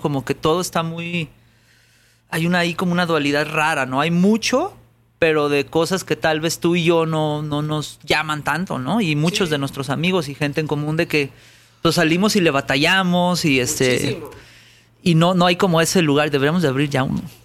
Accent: Guadalajara, Jalisco, Mexico; now in Mexico City, Mexico; De Guadalajara, yo nací en Guadalajara

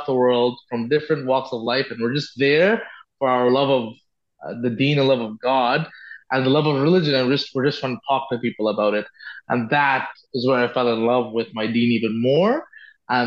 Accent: Bangkok, Thailand; moved away as an adult; now in Ottawa, Canada; I grew up in Bangkok, and I never liked the big city.

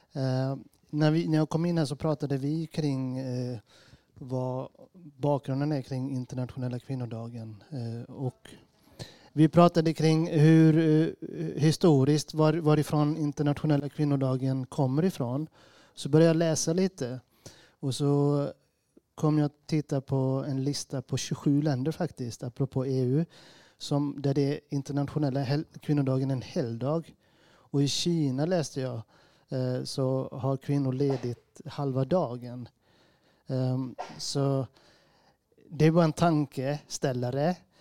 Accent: Gothenburg, Västra Götaland, Sweden; jag är från Gårdsten

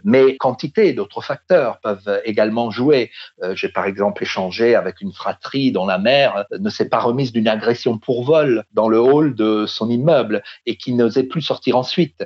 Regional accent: France; chez nous en France

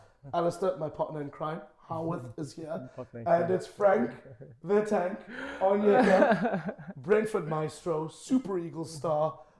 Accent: South Africa; I'm from South Africa.

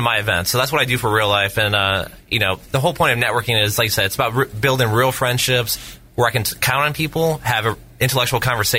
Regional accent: Indiana, United States; moved away as an adult; now in Tampa Bay, United States; I moved here 7 years ago. I'm from Indiana.

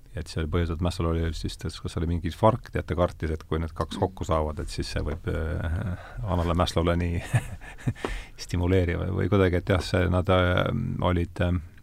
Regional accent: Rakvere, Lääne-Viru County, Estonia; ma olen Rakverest pärit

